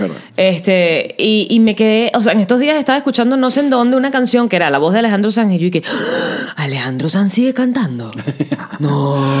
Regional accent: Venezuela; accent: Venezuelan; moved away as an adult; also born or lived in Puerto Rico; yo hablaba con mi acento venezolano

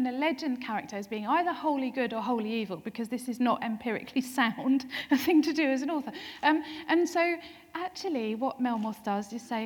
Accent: Essex, East of England, United Kingdom; now in Norwich, United Kingdom; born and brought up in Essex, living in Norwich

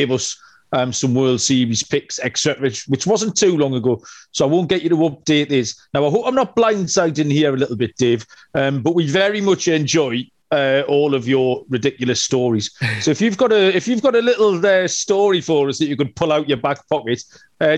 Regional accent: England, United Kingdom; being an Englishman

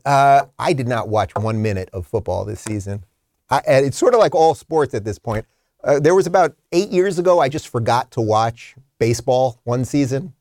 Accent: Long Island, New York, United States; now in Florida, United States; I'm from Long Island

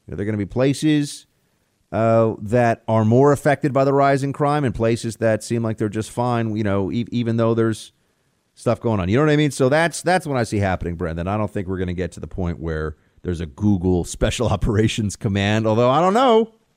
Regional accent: New York, United States; My closest friends from growing up in New York, uh, a handful of guys that were my, uh, high school best buddies

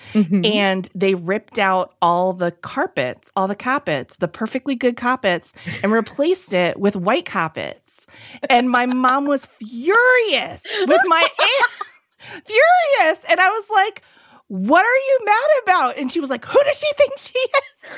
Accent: Fitchburg, Massachusetts, United States; I'm from Fitchburg.

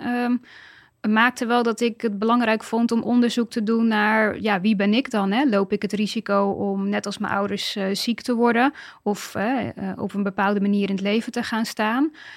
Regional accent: Dordrecht, South Holland, Netherlands; moved away as an adult; ik kom uit Dordrecht. Ik ben uh, dus Dordtse.

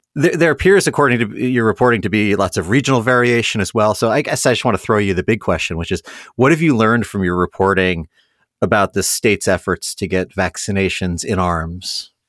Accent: Columbus, Ohio, United States; my hometown paper, the Columbus Dispatch

